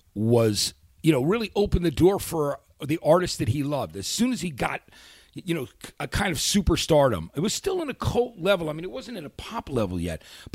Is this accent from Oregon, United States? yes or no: no; New Jersey, United States; moved away as an adult; also born or lived in New York City; now in Los Angeles, United States; I worked in that city for 20-something years. I grew up in Jersey, but I couldn't wait to get to Los Angeles.